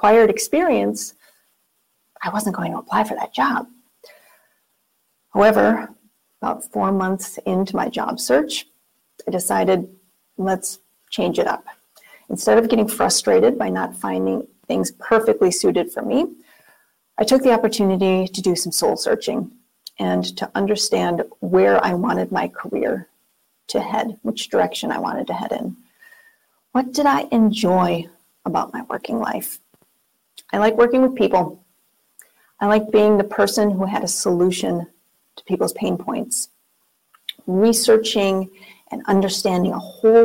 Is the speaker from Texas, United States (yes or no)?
no; Minnesota, United States; moved away as an adult; also born or lived in Wisconsin; We're from Minnesota originally, with family and friends that we had been away from for almost 13 years. So it was time to move home.